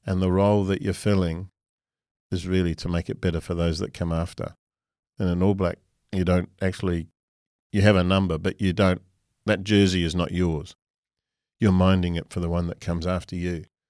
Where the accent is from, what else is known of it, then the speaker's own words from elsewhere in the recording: New Zealand; moved away as an adult; now in Australia; I'm a Kiwi by birth, and I owe a lot to New Zealand. That was where I was educated